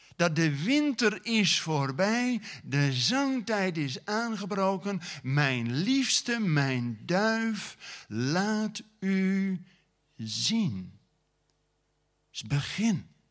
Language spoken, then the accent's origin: Dutch; Groningen, Netherlands; also born or lived in Friesland; ben een Groninger, maar met Friese ouders